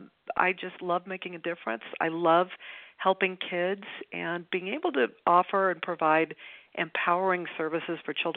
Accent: Los Angeles, California, United States; I grew up in Westchester. I am a native Californian. I went to all of the Westchester schools

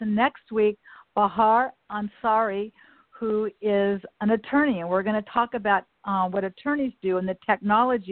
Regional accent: Westchester, United States; my hometown of Westchester

